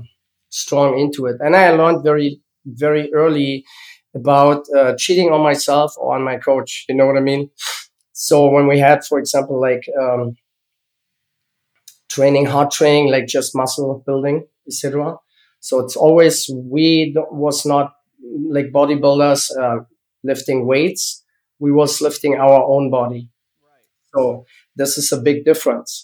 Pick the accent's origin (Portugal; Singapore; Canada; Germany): Germany; English is a second language; moved away as an adult; now in United States; So I was born in East Germany, and I grew up in East Germany